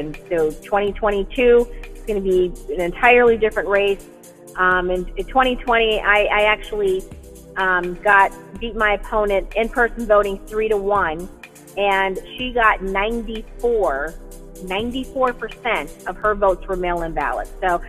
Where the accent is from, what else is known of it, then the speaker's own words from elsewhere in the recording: Wisconsin, United States; moved away as an adult; also born or lived in Southern California; now in California, United States; I'm originally from Wisconsin, and yes, I'm a cheesehead Packer fan. I born and raised there in the frozen tundra, but I'm a SoCal transplant about 20 years ago.